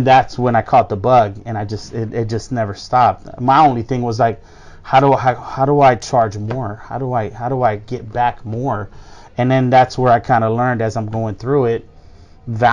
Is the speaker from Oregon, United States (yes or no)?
no; Miami, Florida, United States; we grew up in Miami